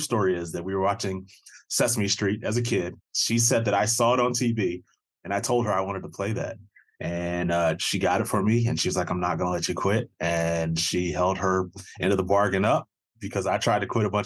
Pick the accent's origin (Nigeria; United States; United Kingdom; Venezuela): United States; Cleveland, Ohio; I played in Cleveland. I grew up in Cleveland.